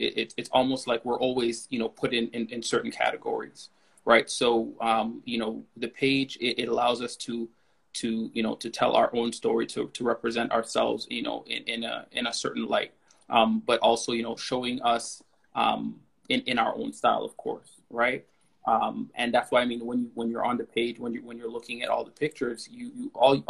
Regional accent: Toronto, Ontario, Canada; I grew up in Galloway, you know, Galloway and Kingston in Scarborough

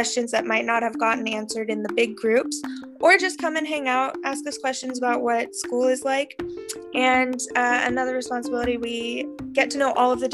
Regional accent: Palos Verdes, California, United States; also born or lived in Santa Barbara, California; my hometown is Palos Verdes, California

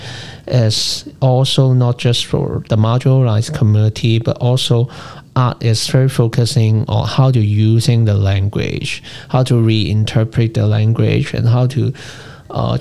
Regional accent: Hong Kong; growing up in Hong Kong

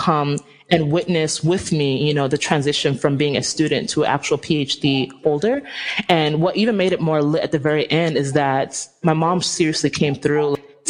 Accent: Nigeria; I'm Nigerian. If any of y'all know how Nigerians are, we are, like, so extra. Like, we are very extra people.

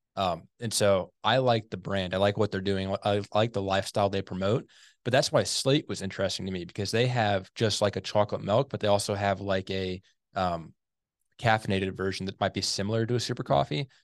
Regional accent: St. Louis, Missouri, United States; I grew up in the Saint Louis area

